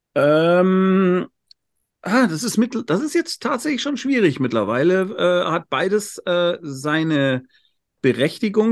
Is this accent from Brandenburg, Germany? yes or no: no; Munich, Bavaria, Germany; Ich bin Münchner